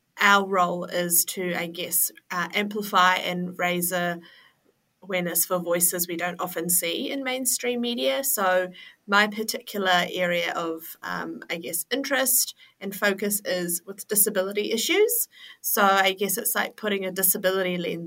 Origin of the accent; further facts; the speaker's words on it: Auckland, New Zealand; also born or lived in Malaysia / Finland; I was born and raised in Auckland and I live in Auckland now